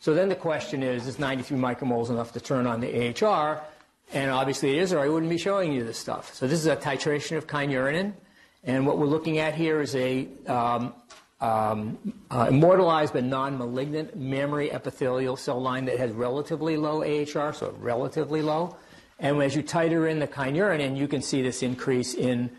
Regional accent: Worcester, Massachusetts, United States; accent: Worcester; my Worcester accent

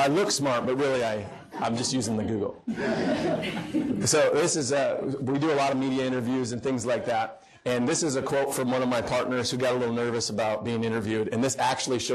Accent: Wishek, North Dakota, United States; moved away; My hometown, I like to use it, Wishick, North Dakota. My dad's the family doctor there and has been for 30-plus years or so

